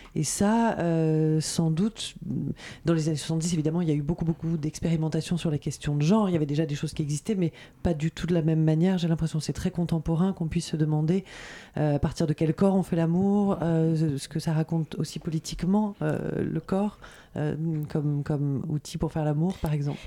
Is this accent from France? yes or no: yes; Corsica, France; je suis corse